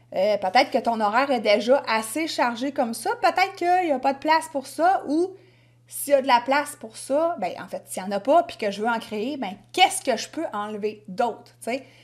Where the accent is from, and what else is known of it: Quebec, Canada; accent: Québécois